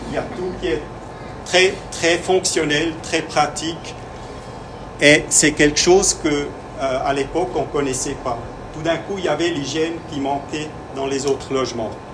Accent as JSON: {"language": "French", "country": "Switzerland", "second_language": "French", "lives_now": "Biel, Switzerland", "said": "Je suis suisse"}